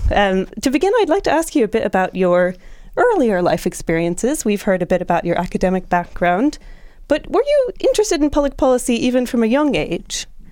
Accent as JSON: {"language": "English", "country": "United States", "said": "as an American myself"}